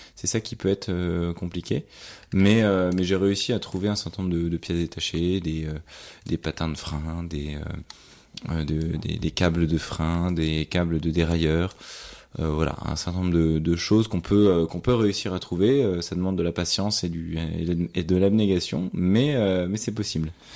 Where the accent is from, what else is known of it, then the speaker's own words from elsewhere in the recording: France; en tant que Français